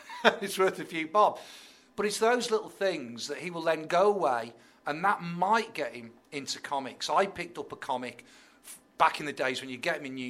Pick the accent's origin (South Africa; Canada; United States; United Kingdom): United Kingdom; Tipton, West Midlands; I'm from Tipton.